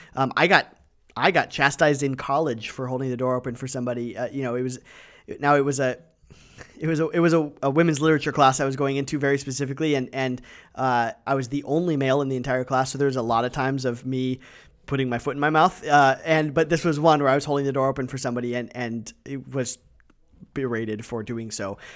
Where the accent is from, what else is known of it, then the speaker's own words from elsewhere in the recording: Ohio and Michigan, Midwest, United States; moved away as an adult; now in Wenatchee, United States; I grew up in Ohio and, and Michigan